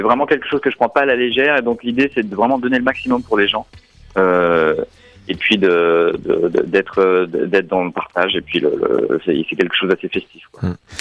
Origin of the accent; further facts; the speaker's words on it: Paris, Île-de-France, France; moved away as an adult; now in Berlin, Germany; je suis parisien à la base, mais j'ai déménagé à San Francisco il y a, un certain temps. J'y ai vécu 12 ans.